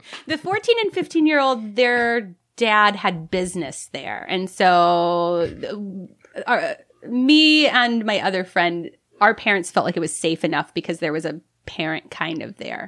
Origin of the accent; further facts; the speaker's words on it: Ohio, United States; accent: Midwest; moved away as an adult; now in San Francisco, United States; I'm from Ohio. It's milk instead of mil-, milk